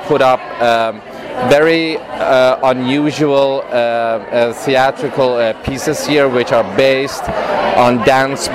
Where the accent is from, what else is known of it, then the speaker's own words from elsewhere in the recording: Netherlands; moved away as an adult; now in Los Angeles, United States; I'm from Holland, actually. I moved to LA 3 years ago. I studied theater back in Holland